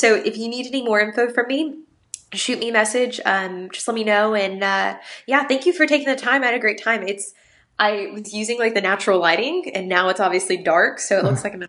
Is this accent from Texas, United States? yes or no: yes; Alvin, Texas, United States; now in Webster, United States; I'm from Alvin originally. So that's that small town south of everything.